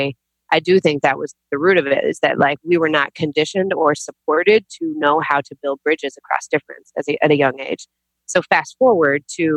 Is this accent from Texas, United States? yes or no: yes; Texas, United States; also born or lived in New York; I was born in New York, but I grew up in Texas